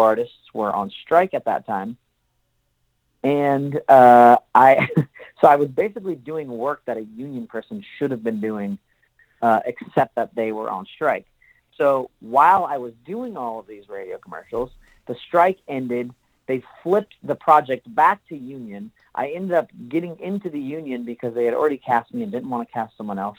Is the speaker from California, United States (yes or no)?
yes; Pinole, California, United States; moved away as an adult; now in Los Angeles, United States; I grew up in Northern California. I'm from a little city uh, just east, maybe like 15 miles east of San Francisco, called Pinole